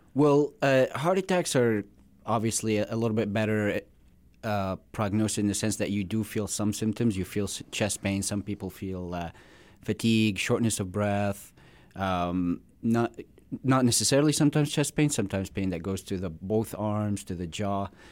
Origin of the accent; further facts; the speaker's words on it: Syria; moved away as an adult; also born or lived in Florida / South Dakota; now in Rapid City, United States; I was born in, uh, Syria. I came in here about, uh, ten years ago